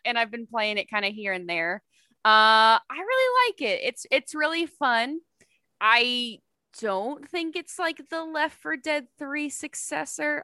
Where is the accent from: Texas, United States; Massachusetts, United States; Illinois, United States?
Texas, United States; I worked at the Cinemark in my hometown